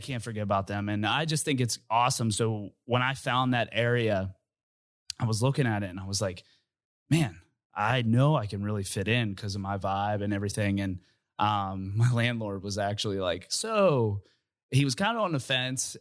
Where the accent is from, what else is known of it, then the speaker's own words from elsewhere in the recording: Uniontown, Pennsylvania, United States; moved away as an adult; I'm from Uniontown, Pennsylvania, and I moved here probably when I was, like, twenty-three